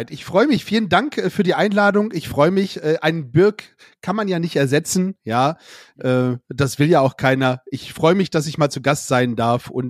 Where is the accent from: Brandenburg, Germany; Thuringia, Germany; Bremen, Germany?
Bremen, Germany; Ja, weil als Bremer wird man da nicht so ganz immer 100% akzeptiert.